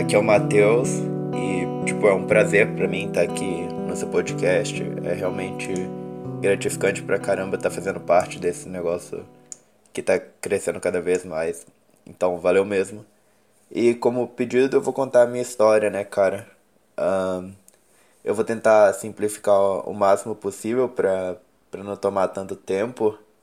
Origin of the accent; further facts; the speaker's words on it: Minas Gerais, Brazil; eu sou de Minas